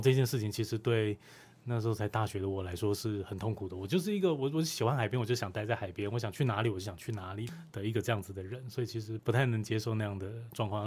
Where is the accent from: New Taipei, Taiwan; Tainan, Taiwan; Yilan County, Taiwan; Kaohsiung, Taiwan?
Kaohsiung, Taiwan; moved away; also born or lived in Taipei; 就是靠前镇那一侧的林雅区那边